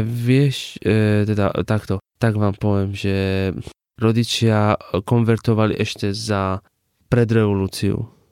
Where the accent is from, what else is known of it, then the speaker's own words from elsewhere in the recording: Iran; Slovak is a second language; now in Košice, Slovakia; Z Iránu